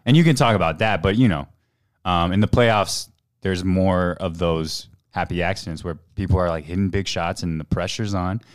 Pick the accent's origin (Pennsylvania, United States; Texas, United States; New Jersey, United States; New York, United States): Texas, United States; Houston; moved away; I grew up in Houston, um, as an Asian American